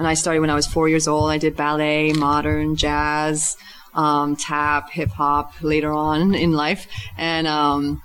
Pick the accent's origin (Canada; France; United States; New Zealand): France; moved away; We're French in the Punk because I'm originally from France